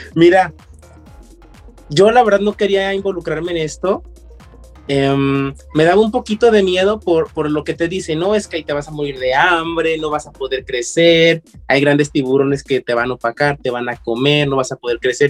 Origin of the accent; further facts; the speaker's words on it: León, Guanajuato, Mexico; yo como buen leonés me dedicaba al calzado